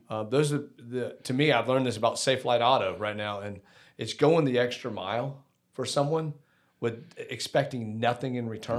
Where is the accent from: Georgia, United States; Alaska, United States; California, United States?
Georgia, United States; Decatur; I grew up in Decatur as well